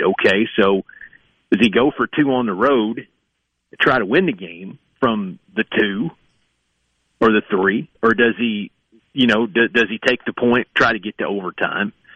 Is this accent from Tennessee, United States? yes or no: yes; East Tennessee, United States; moved away; also born or lived in Kentucky; growing up in East Tennessee